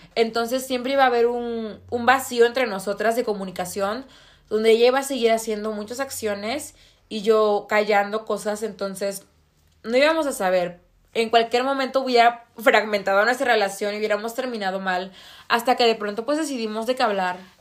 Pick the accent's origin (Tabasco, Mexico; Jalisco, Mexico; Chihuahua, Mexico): Tabasco, Mexico; moved away; Yo vengo de un estado de, bueno, del estado de Tabasco